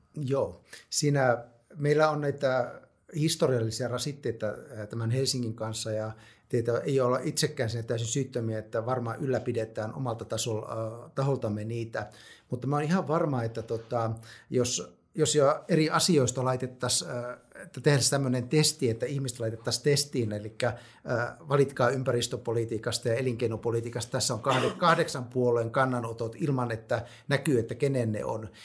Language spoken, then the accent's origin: Finnish; North Savo, Finland; mä oon sellaiselta alueelta kotoisin Pohjois-Savosta